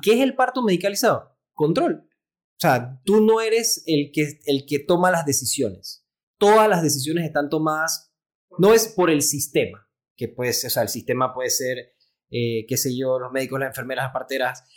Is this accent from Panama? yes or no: yes; Panama; soy pediatra, eh, neonatólogo panameño